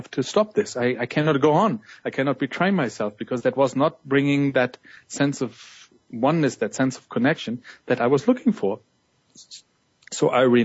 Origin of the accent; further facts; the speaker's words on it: Munich, Bavaria, Germany; moved away; in my hometown Munich, you know, where my journey started